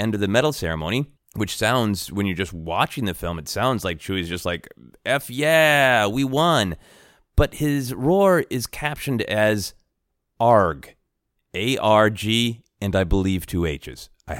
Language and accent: English; Minneapolis, Minnesota, United States; I am from Minneapolis, Minnesota, the Twin Cities, and there is a local grocery store called The Wedge.